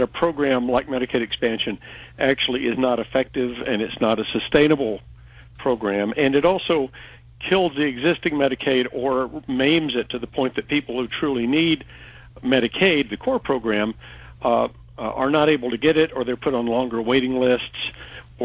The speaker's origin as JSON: {"language": "English", "region": "Alabama", "country": "United States", "moved": "yes", "lives_now": "Gillette, United States", "said": "I'm from Alabama"}